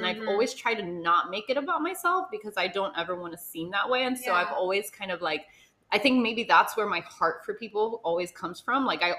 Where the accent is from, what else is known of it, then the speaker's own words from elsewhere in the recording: Homestead, Florida, United States; You might be a little bit more Miami than me. I'm more homestead than Miami.